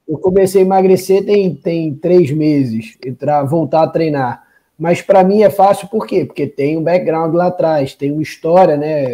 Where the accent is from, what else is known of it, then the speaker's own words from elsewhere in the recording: Rio de Janeiro, Brazil; quando eu era criança no Rio de Janeiro